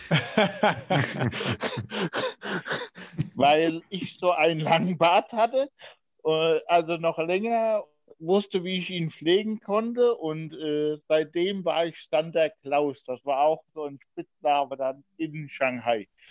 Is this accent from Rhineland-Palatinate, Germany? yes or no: yes; Diez, Rhineland-Palatinate, Germany; also born or lived in Bad Ems; in Dietz, da wo ich geboren worden bin. Ich Bin ja ein gebürtiger Dietzer